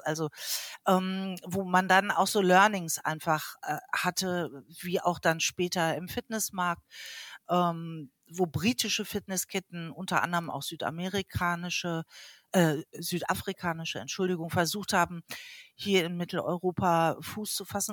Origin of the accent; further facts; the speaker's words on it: Hamburg, Germany; ich komme aus Hamburg